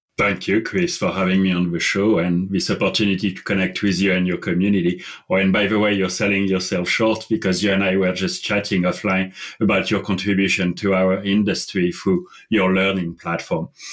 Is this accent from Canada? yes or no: no; France; English is a second language; moved away as an adult; also born or lived in London; I, I grew up in France and I spent the first 21 years of my life in France